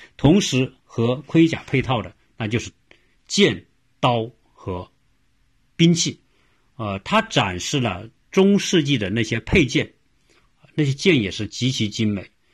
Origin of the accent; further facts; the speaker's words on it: China; now in United States; 我也看到很多我们来自中国的，因为一一说话我们就知道嘛，你是说我们的这个呃普通话的啊